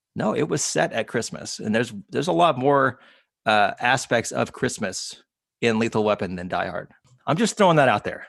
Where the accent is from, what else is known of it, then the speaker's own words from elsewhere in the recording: Leander, Texas, United States; That is my hometown